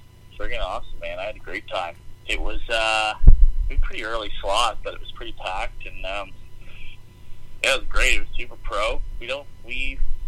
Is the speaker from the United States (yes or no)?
no; Canada; As a Canadian